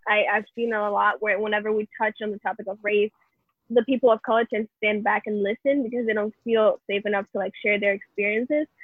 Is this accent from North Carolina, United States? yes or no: no; New York City, New York, United States; I'm from originally from the Bronx